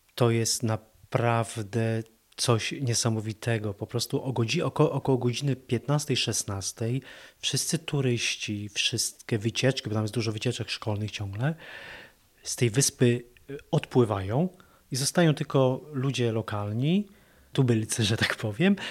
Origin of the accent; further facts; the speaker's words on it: Poland; jesteśmy z Polski